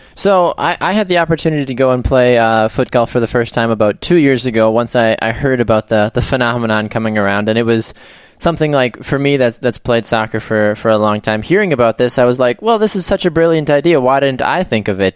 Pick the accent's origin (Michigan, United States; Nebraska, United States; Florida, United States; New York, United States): Florida, United States; Naples; moved away; I'm originally from Naples, Florida